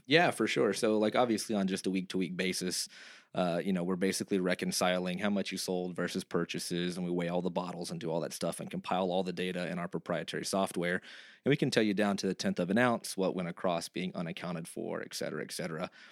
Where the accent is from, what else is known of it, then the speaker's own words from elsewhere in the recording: Texas, United States; moved away; I'm from Texas